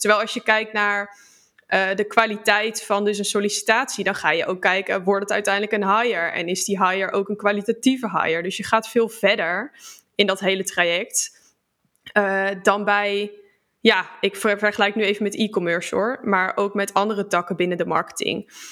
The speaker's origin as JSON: {"language": "Dutch", "region": "Utrecht", "country": "Netherlands", "said": "kom uit Utrecht"}